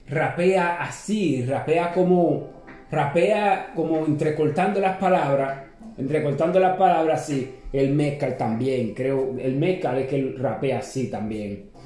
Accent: San Pedro de Macorís, Dominican Republic; porque nosotros somos de San Pedro de Macorís y hay que apoyar a la gente de uno.

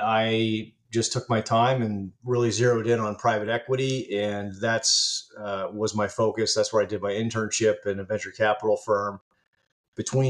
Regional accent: Virginia, United States; I grew up in Virginia

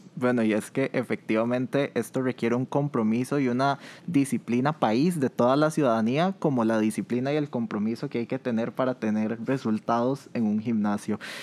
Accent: Costa Rica; ese amor que tenemos como costarricenses

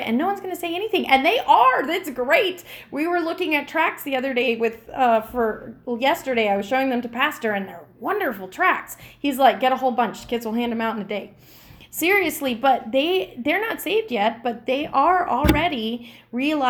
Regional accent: United States; I'm American

